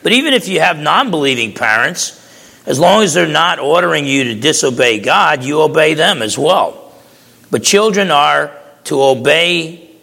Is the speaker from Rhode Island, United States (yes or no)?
no; New Jersey, United States; I used to box growing up in New Jersey